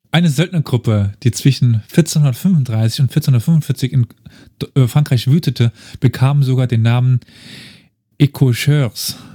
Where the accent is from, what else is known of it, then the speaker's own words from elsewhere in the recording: East Germany, Germany; weißt, ich bin Ossi, also